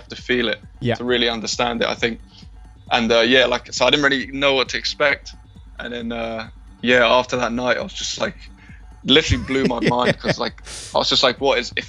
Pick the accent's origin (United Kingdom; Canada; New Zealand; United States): United Kingdom; Brighton, South East England; I'm from Brighton.